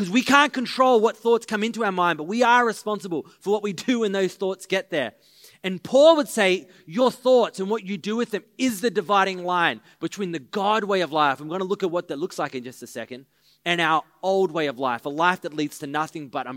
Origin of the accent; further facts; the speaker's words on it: Maroochydore, Queensland, Australia; we're the boys from Maroochydore